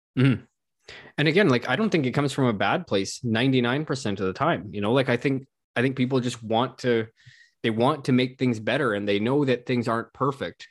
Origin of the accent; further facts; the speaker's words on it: Canada; as a Canadian